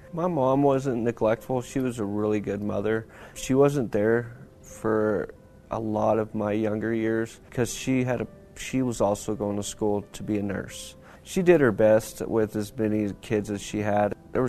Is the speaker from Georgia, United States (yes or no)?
no; Lubbock, Texas, United States; I am 39 years old. I'm from Lubbock, Texas.